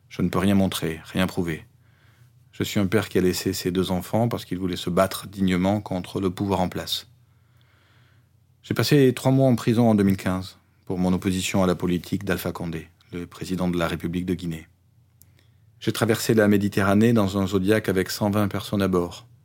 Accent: Iran; also born or lived in Afghanistan; Je suis né en Afghanistan, mais j'ai grandi en Iran. Pour venir ici, j'ai pris un bateau de la Grèce vers l'Italie.

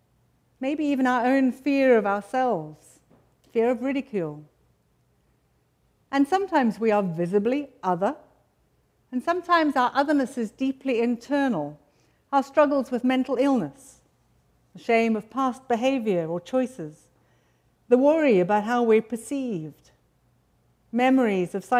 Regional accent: United Kingdom; now in United States; Sometimes I feel a bit strange being British amongst a lot of Americans

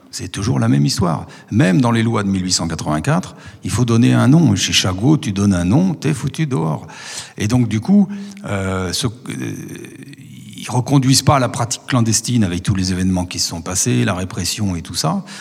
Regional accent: Montchanin, Bourgogne-Franche-Comté, France; also born or lived in Le Creusot; je suis de Montchanin

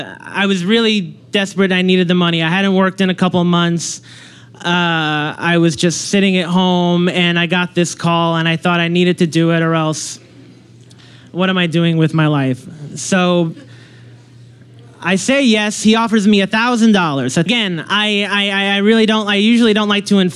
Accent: Long Island, New York, United States; I grew up in Long Island

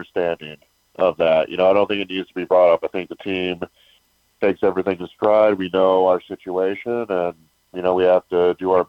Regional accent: Wisconsin, United States; moved away; growing up in Wisconsin, playing at Wisconsin

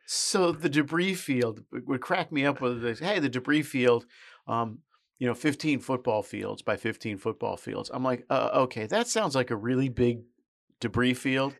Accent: United States; I'm an American

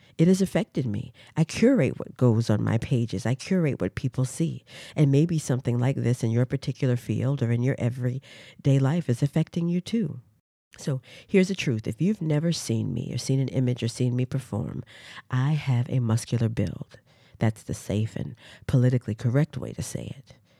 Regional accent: Durham, North Carolina, United States; moved away as an adult; also born or lived in Washington, D.C.; I am originally from Durham, North Carolina. I was brought up in a family of educators in the public school system

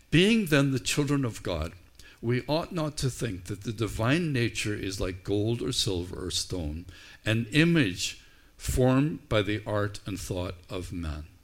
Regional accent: Canada; let's stop being so Canadian and so nice about things and let's engage one another.

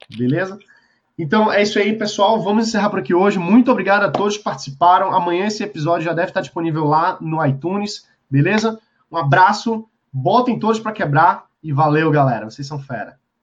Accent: Brazil; a gente tá aqui no Brasil, a gente gosta do Brasil, a gente é brasileiro

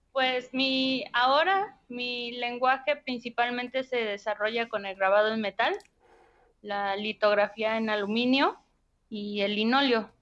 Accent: Mexico City and Hidalgo, central Mexico, Mexico; now in Guanajuato, Mexico; mi infancia se desarrolla entre la Ciudad de México e Hidalgo

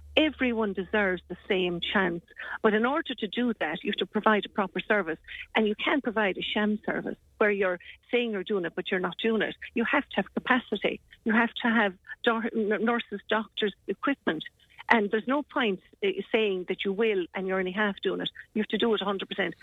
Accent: Ireland; we are being Irish

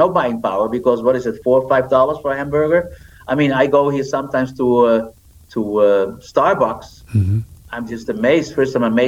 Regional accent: Netherlands; moved away; I am from the Netherlands

